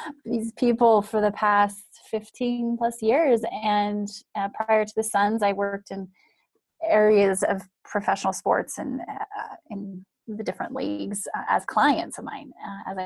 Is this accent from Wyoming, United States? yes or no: yes; Wyoming, United States; moved away; I'm from Wyoming. I grew up in small town Wyoming